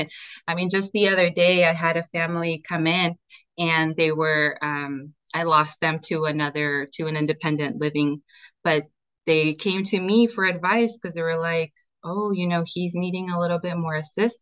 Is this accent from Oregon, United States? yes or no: yes; Oregon, United States; also born or lived in California; I was born in Cali, raised in Oregon